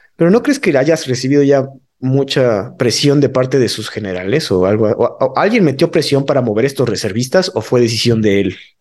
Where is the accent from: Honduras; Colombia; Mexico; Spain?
Mexico; si son mexicanos tenemos que tramitar nuestra cartilla